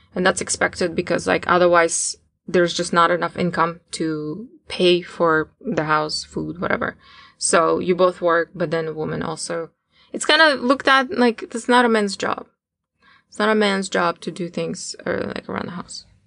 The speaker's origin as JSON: {"language": "English", "region": "Tatarstan", "country": "Russia", "tie": "born or raised there", "moved": "as an adult", "lives_now": "United States", "said": "I, uh, was born and raised in Tarstan, which is an independent republic that is located inside of Russia."}